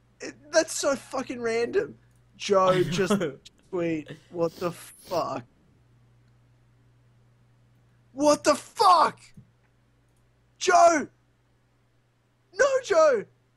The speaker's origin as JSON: {"language": "English", "country": "New Zealand", "said": "I'm from New Zealand. Yeah, but New Zealand, Australia, we're the same shit."}